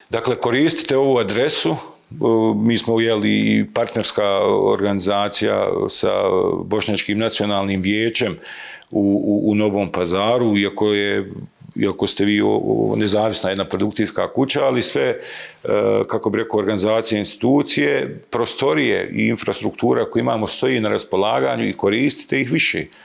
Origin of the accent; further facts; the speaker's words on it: Bosnia & Herzegovina; ja sam iz Sarajevskog Sanđaka